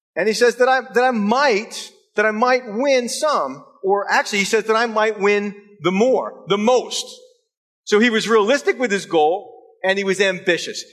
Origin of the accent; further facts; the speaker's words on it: United States; moved away; we were uh, from the states on vacation